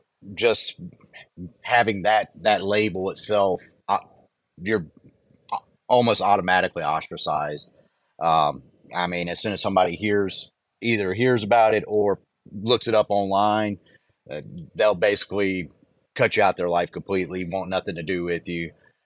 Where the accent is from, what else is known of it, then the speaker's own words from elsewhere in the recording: the South, United States; I'm actually from the South.